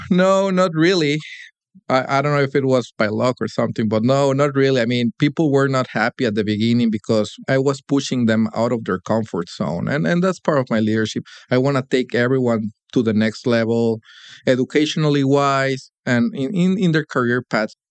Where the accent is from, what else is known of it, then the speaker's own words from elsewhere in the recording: Monterrey, Nuevo León, Mexico; moved away as an adult; now in Detroit, United States; hometown, Monterrey, Mexico, where I spent most of my early life